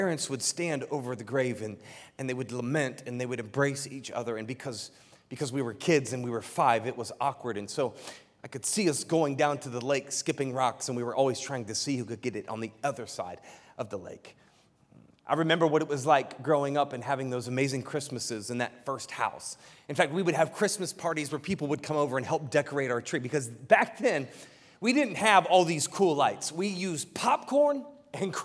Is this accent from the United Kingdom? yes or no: no; Piqua, Ohio, United States; moved away as an adult; I grew up in Ohio, from Ohio, the great state of Ohio